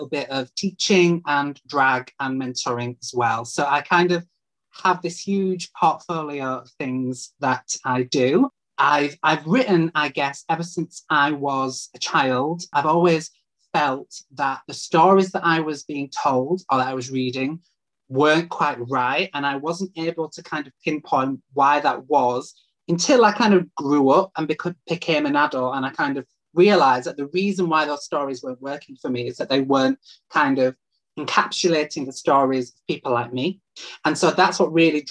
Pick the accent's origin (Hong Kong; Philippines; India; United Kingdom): United Kingdom; Leeds, Yorkshire and the Humber; moved away as an adult; now in Manchester, United Kingdom; my hometown of Leeds